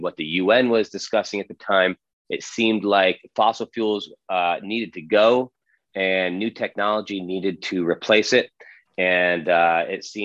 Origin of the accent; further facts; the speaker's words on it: Connecticut, United States; moved away as an adult; also born or lived in Mali / Boston; now in British Virgin Islands; I'm from Connecticut originally